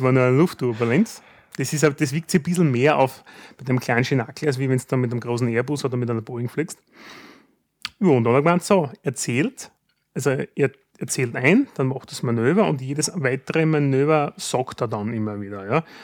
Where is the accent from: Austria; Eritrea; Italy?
Austria; Styria; bei uns in der Steiermark